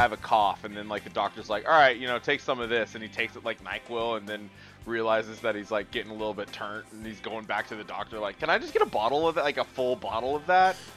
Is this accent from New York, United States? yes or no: no; Washington, United States; I'm from Washington. I've lived in Washington my whole life